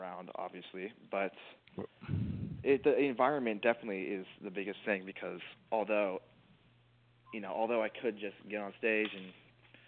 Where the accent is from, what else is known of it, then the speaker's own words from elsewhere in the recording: Burlingame, California, United States; My hometown is Burlingame